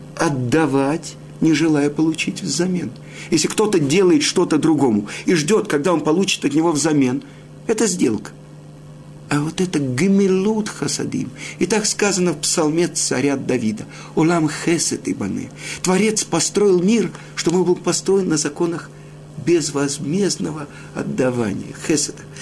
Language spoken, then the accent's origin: Russian; Odesa, Odesa Oblast, Ukraine; я родом из Одессы